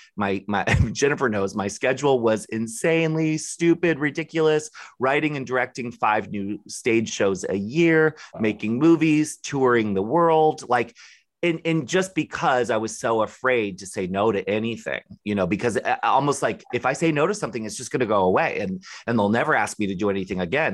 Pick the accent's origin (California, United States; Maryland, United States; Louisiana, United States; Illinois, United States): Maryland, United States; I grew up in Maryland